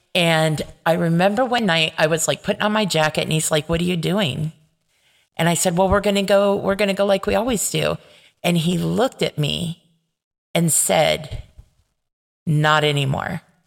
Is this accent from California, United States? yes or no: yes; Paramount, California, United States; where I grew up in Paramount